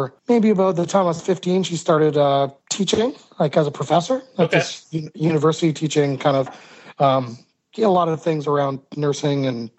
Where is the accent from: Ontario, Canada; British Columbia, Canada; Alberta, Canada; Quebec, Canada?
Ontario, Canada; Hamilton; I was born in Hamilton, Ontario, which is this kind of steel city town